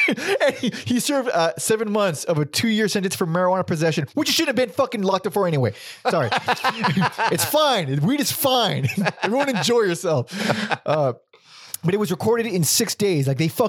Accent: West Covina, California, United States; West Covina. That's where I was born.

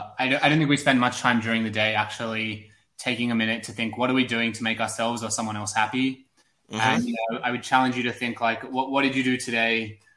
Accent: Sydney, New South Wales, Australia; now in New York, United States; I moved to New York from Sydney, Australia about 4 years ago.

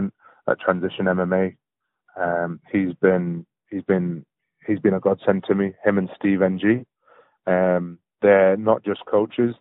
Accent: Palestine; now in United Kingdom; I'm from Palestine and most of my dad's family live in the Gaza Strip

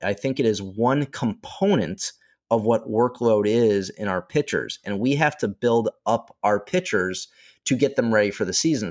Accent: Chicago, Illinois, United States; I did not grow up in Florida, but I grew up in Chicago

